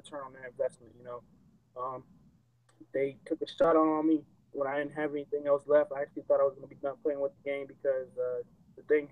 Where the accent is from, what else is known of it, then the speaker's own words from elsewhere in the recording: California, United States; I'm from California